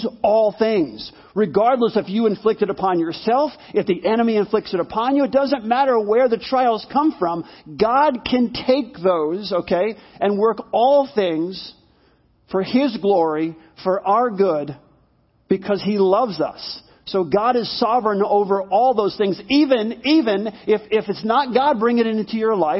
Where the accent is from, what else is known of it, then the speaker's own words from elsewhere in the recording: New York, United States; growing up in New York in a one-bedroom apartment with my mom